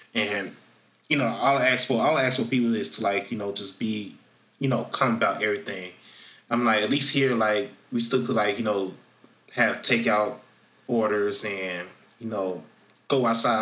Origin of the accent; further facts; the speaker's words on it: Florida, United States; in my home state of Florida